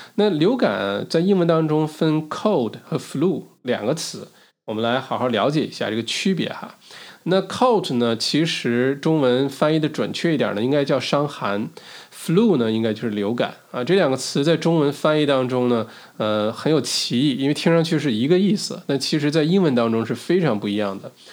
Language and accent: Chinese; China; moved away; 小的时候在中国国内长大